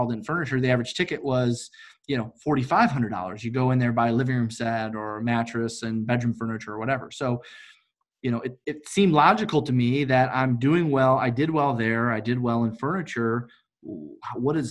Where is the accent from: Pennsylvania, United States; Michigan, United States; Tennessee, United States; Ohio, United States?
Michigan, United States; Detroit; I'm from Detroit, Michigan.